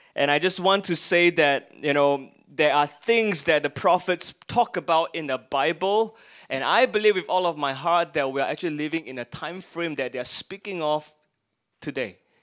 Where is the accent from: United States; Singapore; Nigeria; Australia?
Singapore; we are Singaporeans. I'm glad I'm Singaporeans and I get the perks of being a Singaporean